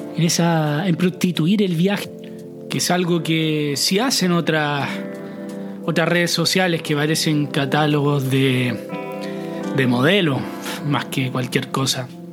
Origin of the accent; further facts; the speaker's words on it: Chile; moved away; nosotros, como chilenos